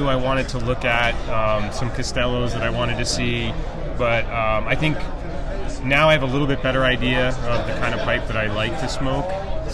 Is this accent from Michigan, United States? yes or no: no; New Jersey, United States; I am from New Jersey